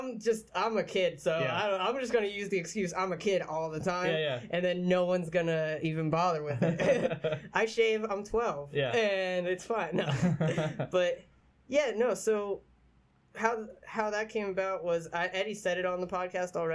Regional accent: Pottsville, Pennsylvania, United States; I grew up in Pottsville

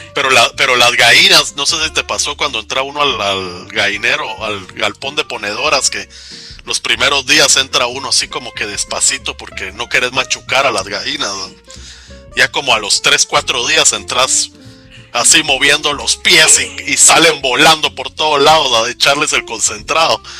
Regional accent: Guatemala; yo soy de Guatemala

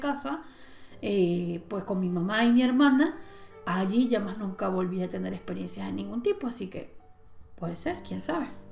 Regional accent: Maracaibo, Zulia, Venezuela; also born or lived in Cabimas; cuando nosotros nos mudamos de Cabimas a Maracaibo, en Cabimas era donde estaba esta casa, luego nos mudamos a Maracaibo

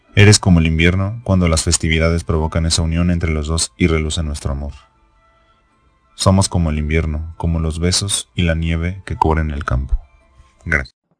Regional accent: Mexico; soy mexicano

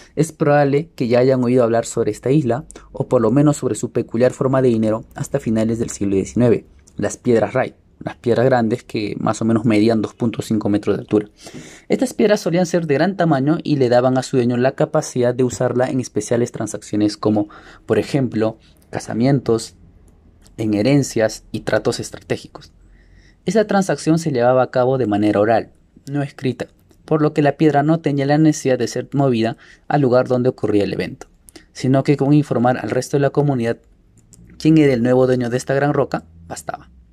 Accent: Peru; Como peruanos

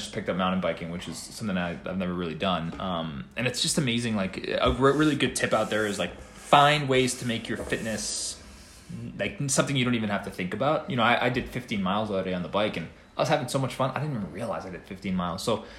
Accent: East Coast, United States; No, but you know, I'm from East Coast, so a New York pizza, I mean, that's non-negotiable.

